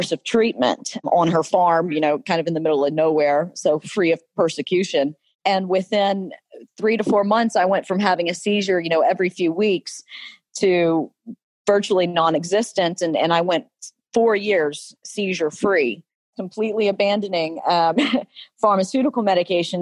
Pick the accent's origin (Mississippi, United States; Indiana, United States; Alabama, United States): Alabama, United States; I grew up deep in the southern state of Alabama. You can detect my accent.